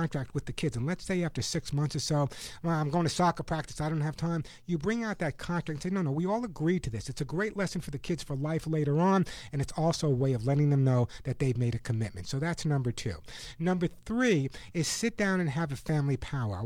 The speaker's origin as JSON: {"language": "English", "region": "New York", "country": "United States", "tie": "born or raised there", "said": "growing up in New York"}